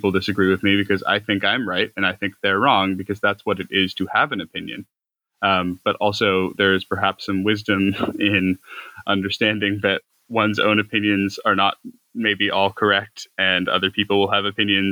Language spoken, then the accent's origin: English; United States; also born or lived in Ireland; I went to university in Ireland, but I'm American